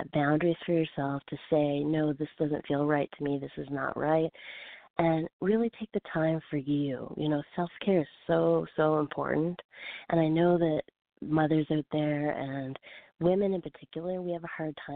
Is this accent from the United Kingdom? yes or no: no; Fredericton, New Brunswick, Canada; also born or lived in Calgary; now in Los Angeles, United States; I'm originally from the East Coast of Fredericton, New Brunswick, but I went to Calgary and stayed there for almost 3 years